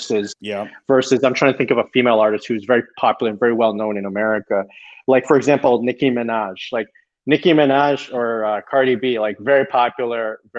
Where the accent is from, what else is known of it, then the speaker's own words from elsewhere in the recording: Toronto, Ontario, Canada; moved away as an adult; now in United States; I'm from Toronto